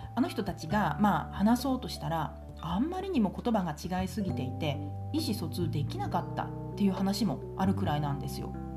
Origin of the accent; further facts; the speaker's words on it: Japan; accent: regional Japanese dialect (non-standard, strong accent); first language a regional Japanese dialect; 私標準語が第一言語じゃないんですよまあ田舎者なのでね